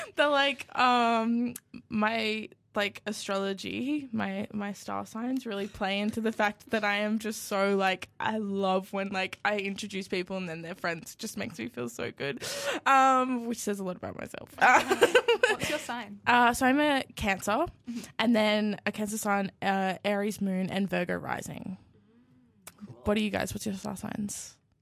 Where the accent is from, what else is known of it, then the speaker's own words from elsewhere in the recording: Yamba, New South Wales, Australia; I am from Yamba, which is like five hours south of Newcastle.